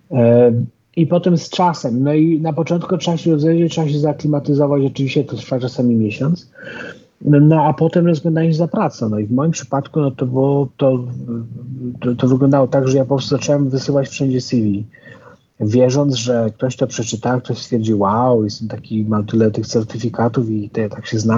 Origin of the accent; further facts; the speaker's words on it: Nigeria; ja się wychowałem, e, przez jakiś czas mieszkałem w Afryce, wychowywałem się w Nigerii